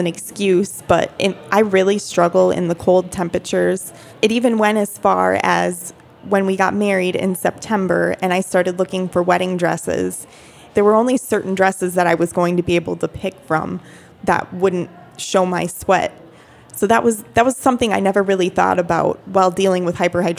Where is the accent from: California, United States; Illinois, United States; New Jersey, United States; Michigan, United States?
Michigan, United States; Upper Peninsula of; We are both from the Upper Peninsula of Michigan